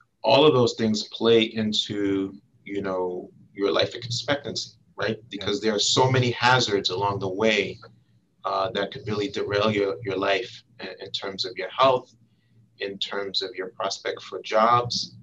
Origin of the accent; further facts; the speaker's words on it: New York City, New York, United States; also born or lived in Washington, D.C.; I'm a native New Yorker from Brooklyn, to be specific. Clinton Hill, to be specific